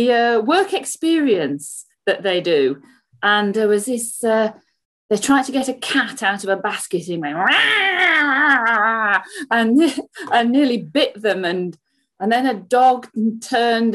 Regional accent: just south of Leeds, Yorkshire and the Humber, United Kingdom; moved away as an adult; also born or lived in Birmingham; now in Solihull, United Kingdom; I'm from Yorkshire, just south of Leeds, and I live there with my family till I came to university in Birmingham

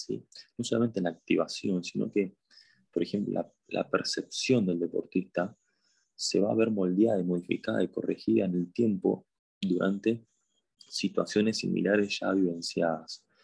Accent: Buenos Aires, Argentina; soy de Argentina, de Buenos Aires

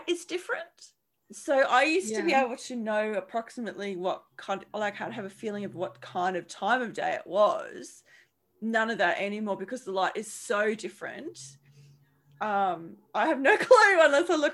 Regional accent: Charleville, Queensland, Australia; moved away; We lived in, we're from Charleville, which is central Queensland

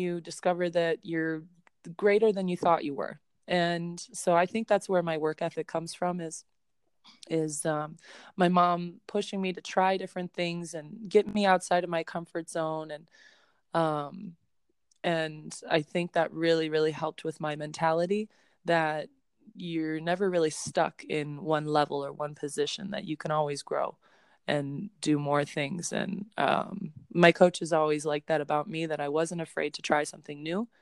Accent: Chicago, Illinois, United States; I'm from Chicago

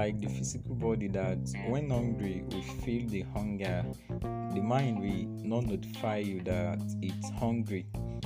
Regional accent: Ilaje, Ondo, Nigeria; also born or lived in Akure, Nigeria / Lagos State, Nigeria; I go from Akure to my hometown, Ilaje

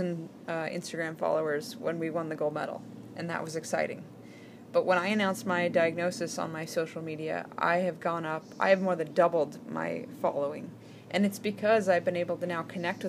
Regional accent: Alaska, United States; I grew up in Alaska, where we did not spend a lot of time in open water

